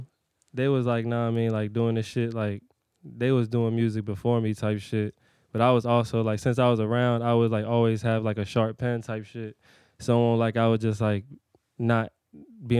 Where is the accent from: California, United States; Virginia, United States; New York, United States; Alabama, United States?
Virginia, United States; Hampton; I'm born and raised in Hampton, VA